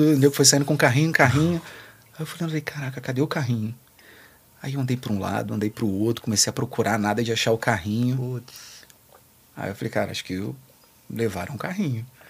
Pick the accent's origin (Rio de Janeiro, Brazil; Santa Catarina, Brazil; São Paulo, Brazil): Rio de Janeiro, Brazil; A gente é do Rio de Janeiro